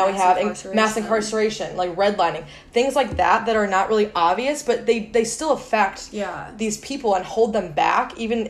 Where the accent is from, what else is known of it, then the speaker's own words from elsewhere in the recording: Lake Forest, Illinois, United States; it's so easy to grow up in this town